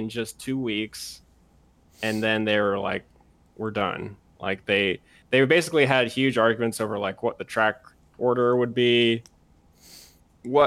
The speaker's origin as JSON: {"language": "English", "country": "United States", "said": "as an American"}